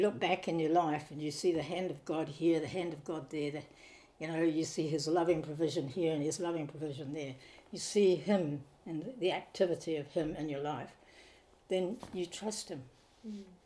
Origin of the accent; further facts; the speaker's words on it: Nelson, New Zealand; also born or lived in Thailand; now in Auckland, New Zealand; I came from Nelson and the sea was where we spent quite a bit of time